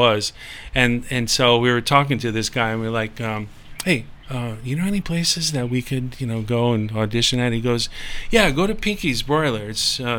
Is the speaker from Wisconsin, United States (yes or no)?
no; Long Island, New York, United States; moved away as an adult; also born or lived in Potsdam, New York; now in Hawaii, United States; I'm not from New York City. You know, Long Island is like suburban